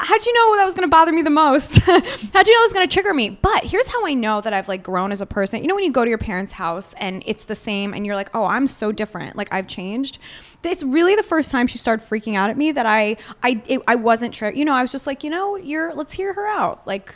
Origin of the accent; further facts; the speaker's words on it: Israel; I mean, I'm Jewish from Israel, so I really don't know.